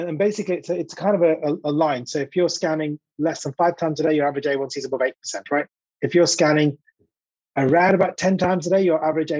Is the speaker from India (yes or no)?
yes; India; I'm an Indian guy, slightly overweight